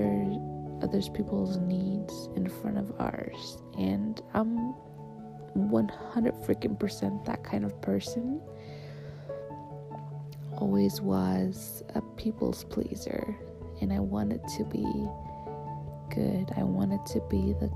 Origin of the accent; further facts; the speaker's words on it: Switzerland; I'm from Switzerland.